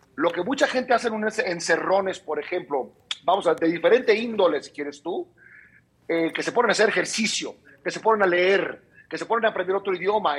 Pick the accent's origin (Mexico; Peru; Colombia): Mexico; Mexicali, Baja California; somos, acuérdate acá, los de Mexicali